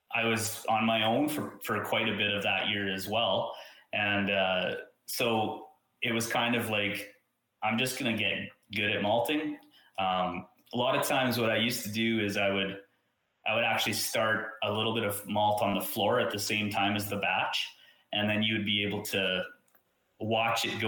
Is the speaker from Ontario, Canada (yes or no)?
no; Saskatchewan, Canada; I'm from Saskatchewan